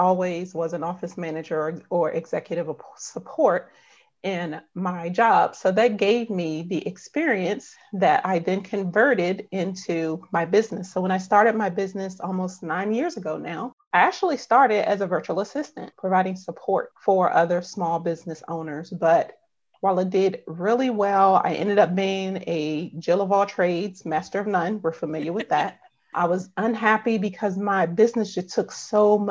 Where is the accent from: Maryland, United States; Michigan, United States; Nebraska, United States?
Maryland, United States; Upper Marlboro; I live in Upper Marlboro, Maryland.